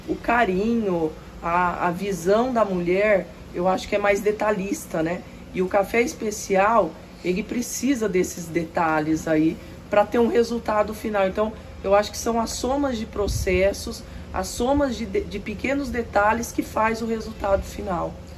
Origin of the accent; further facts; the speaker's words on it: Tupã, São Paulo, Brazil; moved away as an adult; now in Cerrado Mineiro, Brazil; sou nascida em Tupã, interior de São Paulo